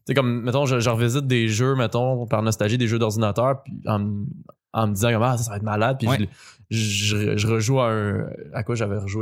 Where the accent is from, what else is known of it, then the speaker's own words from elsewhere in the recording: Boucherville, Quebec, Canada; Je viens de Boucherville